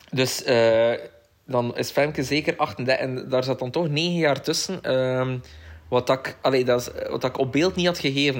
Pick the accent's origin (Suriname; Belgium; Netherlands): Belgium; Koksijde, Flanders; ik ben opgegroeid in Kokster